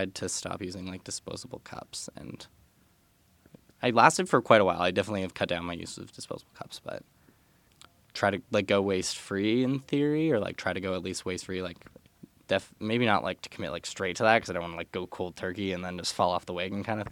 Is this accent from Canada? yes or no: yes; Hinton, Alberta, Canada; moved away; my hometown, Hinton